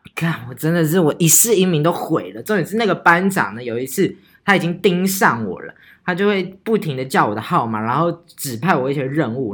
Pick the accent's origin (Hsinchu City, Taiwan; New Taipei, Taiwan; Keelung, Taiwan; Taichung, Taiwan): Taichung, Taiwan; 这就是我们北屯人